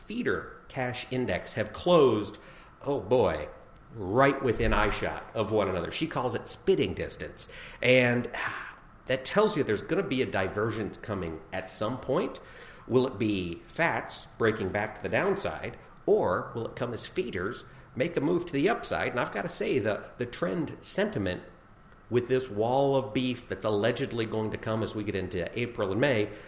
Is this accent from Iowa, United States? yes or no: yes; Iowa, United States; as an Iowan